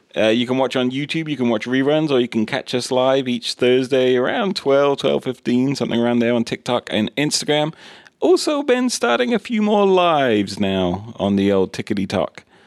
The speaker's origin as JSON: {"language": "English", "region": "England", "country": "United Kingdom", "tie": "born or raised there", "said": "when I was growing up in England"}